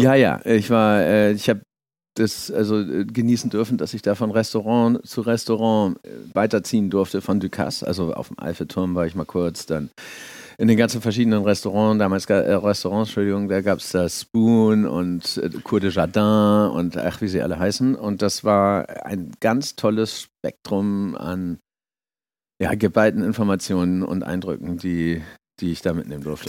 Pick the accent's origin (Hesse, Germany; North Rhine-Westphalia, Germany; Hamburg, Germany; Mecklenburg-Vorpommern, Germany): Hamburg, Germany; moved away as an adult; also born or lived in Schleswig-Holstein; now in France; ich komme aus Hamburg